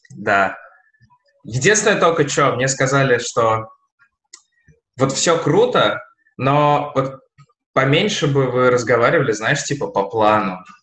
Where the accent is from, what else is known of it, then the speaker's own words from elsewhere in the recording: Nizhny Novgorod, Nizhny Novgorod Oblast, Russia; now in Saint Petersburg, Russia; Мы росли в Нижнем Новгороде, я, моя жена, мои друзья